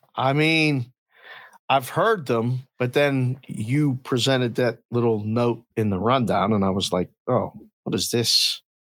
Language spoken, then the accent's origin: English; Pittsburgh, Pennsylvania, United States; now in Las Vegas, United States; growing up in Pittsburgh